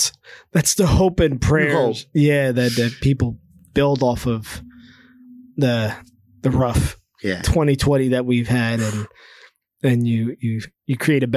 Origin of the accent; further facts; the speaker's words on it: New Jersey, United States; We're people from New Jersey. We're not.